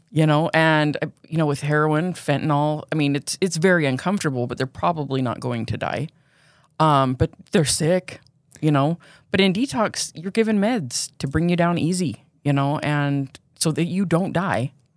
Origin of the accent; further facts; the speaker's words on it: Pleasant Grove, Utah, United States; also born or lived in Provo, Utah; I grew up in Pleasant Grove. I lived there until I was fourteen, and then I moved to Provo.